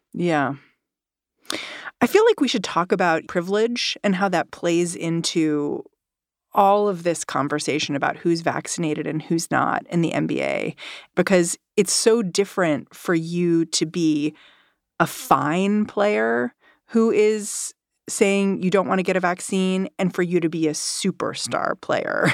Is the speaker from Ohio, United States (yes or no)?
no; New York City, New York, United States; my hometown team, the Brooklyn Nets